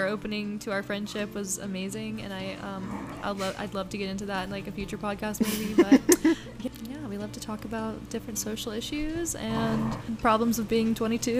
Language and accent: English; Okeechobee, Florida, United States; My hometown.